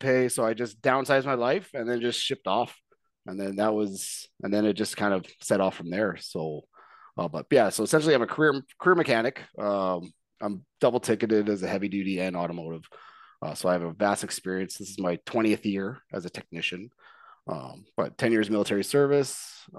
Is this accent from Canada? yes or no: yes; Edmonton, Alberta, Canada; I grew up here in Edmonton